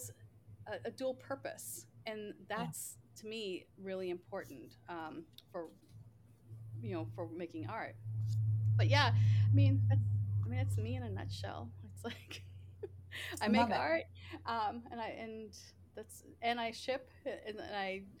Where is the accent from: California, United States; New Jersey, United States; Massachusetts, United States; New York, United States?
Massachusetts, United States; Boston; moved away as an adult; now in Seattle, United States; I'm originally from Boston